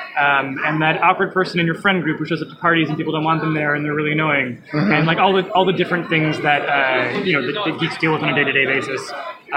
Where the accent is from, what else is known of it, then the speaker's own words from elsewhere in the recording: Toronto, Ontario, Canada; I'm from Canada. I'm from Toronto.